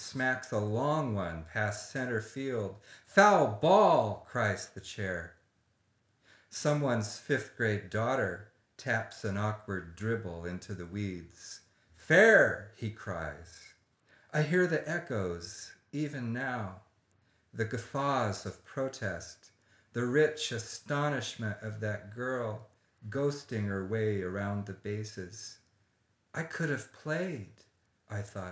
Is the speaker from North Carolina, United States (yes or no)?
no; Corvallis, Oregon, United States; now in Santa Barbara, United States; I grew up in Corvallis, Oregon, in the Willamette Valley